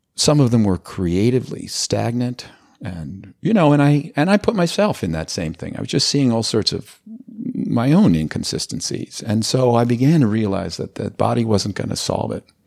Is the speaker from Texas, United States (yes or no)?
no; Los Angeles, California, United States; I grew up in Los Angeles